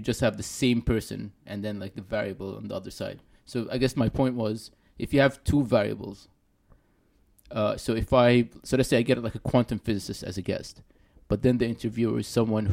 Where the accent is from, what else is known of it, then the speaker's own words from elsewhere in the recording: Sudan; I'm from Sudan